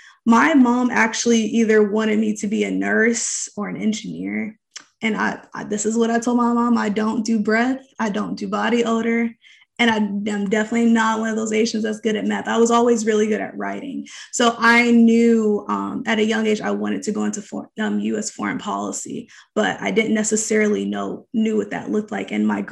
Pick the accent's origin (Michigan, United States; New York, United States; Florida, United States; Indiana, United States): Indiana, United States; Indianapolis; also born or lived in Fresno, California; So I was raised in Indianapolis.